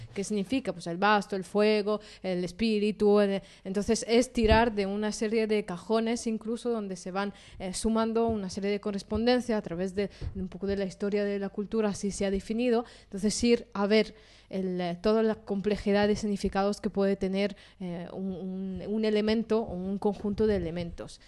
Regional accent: Italy; moved away; yo soy italiana

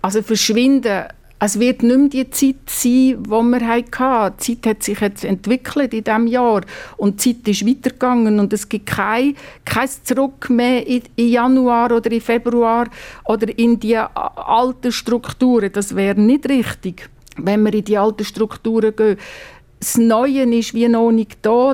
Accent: Basel-Landschaft, Switzerland; ich bin am Baselbiet aufgewachsen.

